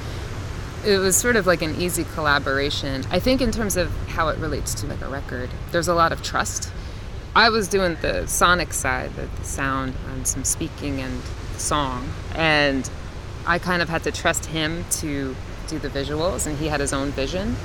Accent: Metuchen, New Jersey, United States; also born or lived in Mahwah, New Jersey / Williamsburg, Brooklyn, New York; now in Asbury Park, United States; I grew up in Metuchen, which is north of here

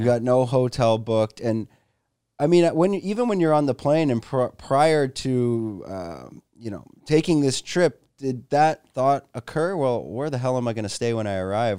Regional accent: Canada; also born or lived in Toronto; now in Phuket, Thailand; I'm a Canadian expat living in Phuket, Thailand

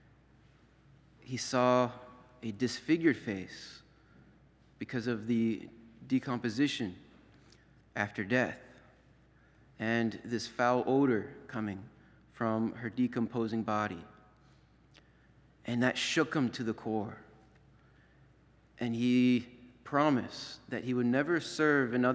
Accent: Florida, United States; moved away; also born or lived in up north; growing up in Florida

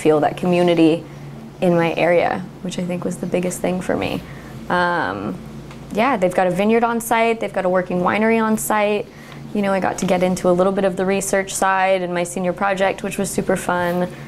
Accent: Templeton, California, United States; moved away as an adult; also born or lived in Newburg, Oregon; now in Newberg, United States; I grew up in San Luis Obispo, California, in a little town called Templeton.

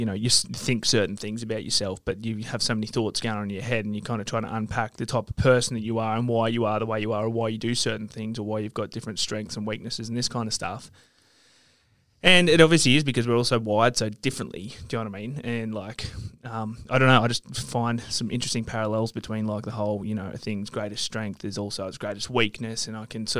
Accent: Sydney, New South Wales, Australia; now in Queensland, Australia; the address that I used to live in when I grew up in Sydney

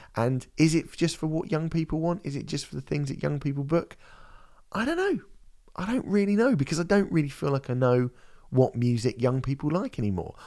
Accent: United Kingdom; for me as a British person

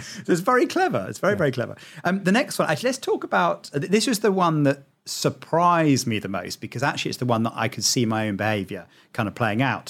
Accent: United Kingdom; I'm British

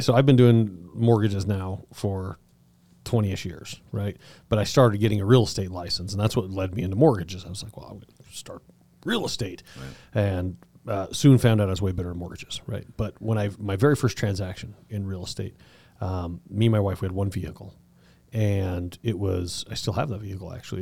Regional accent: Southern Colorado, United States; I grew up in Southern Colorado

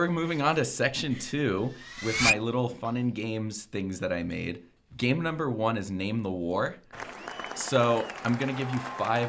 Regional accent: Omaha, Nebraska, United States; I'm from Omaha

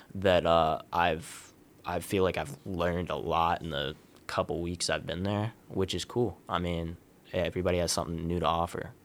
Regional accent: Columbus, Ohio, United States; I'm from Columbus, Ohio. Uh, I've wrestled, uh, for Westerville North, uh, which is a little suburb right outside of Columbus. Uh, I grew up in, like, the youth program

